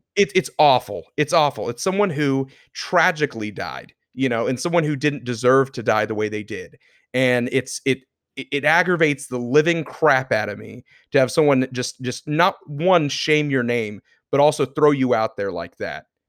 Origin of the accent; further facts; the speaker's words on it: Florida, United States; born and raised in Florida